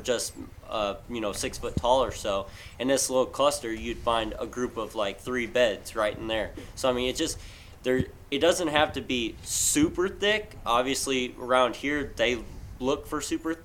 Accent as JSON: {"language": "English", "region": "Illinois", "country": "United States", "said": "I'm from Illinois"}